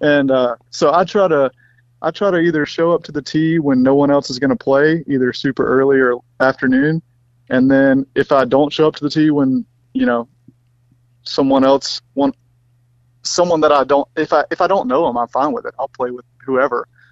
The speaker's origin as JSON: {"language": "English", "region": "Mississippi", "country": "United States", "tie": "born or raised there", "said": "I grew up in Mississippi"}